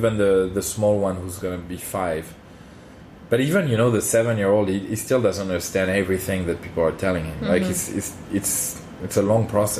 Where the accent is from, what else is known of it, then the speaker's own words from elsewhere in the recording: Paris, Île-de-France, France; Yeah, I come from Paris.